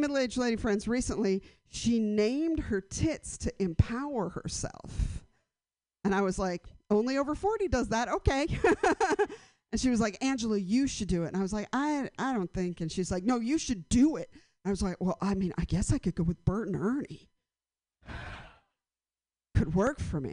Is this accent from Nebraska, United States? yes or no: no; San Francisco, California, United States; I've lived in a bunch of houses around the city where my hometown